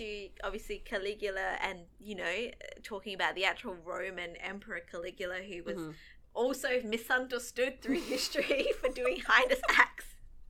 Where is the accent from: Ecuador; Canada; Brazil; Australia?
Australia; Hi, I'm Australian. And we're talking about American TV show.